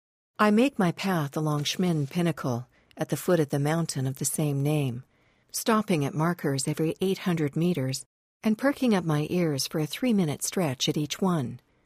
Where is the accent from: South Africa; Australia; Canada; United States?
Canada; Félixburg, Quebec; I'm standing on the side of a dirt road in my hometown of Félixburg, Quebec, with my hands cupped around my ears.